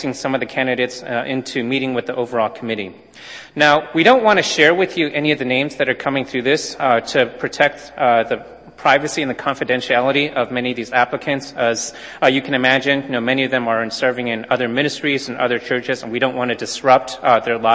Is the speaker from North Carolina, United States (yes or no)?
no; Southern California, United States; moved away; I grew up in Southern California